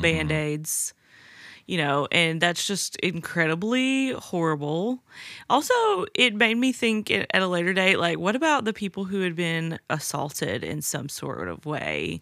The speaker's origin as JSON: {"language": "English", "region": "the South", "country": "United States", "tie": "born or raised there", "said": "I grew up in the South."}